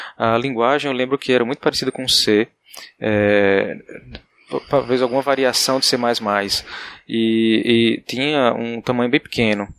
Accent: Paraíba, Brazil; moved away as an adult; also born or lived in Campina Grande; now in Recife, Brazil; Eu sou da Paraíba, graduação em Campina Grande

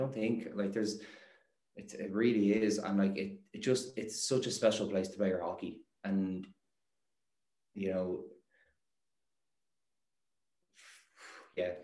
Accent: Ireland; also born or lived in Netherlands; in Ireland we

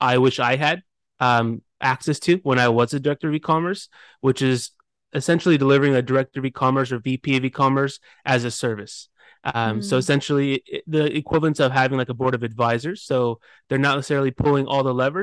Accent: Pasadena, California, United States; born and raised. Haven't gone very far. Went to college out here, high school, and worked

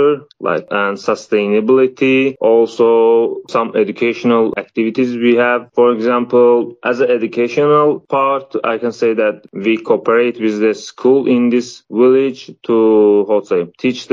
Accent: Baku, Azerbaijan; moved away as an adult; now in Hungary; I am from Azerbaijan, the capital from Baku City.

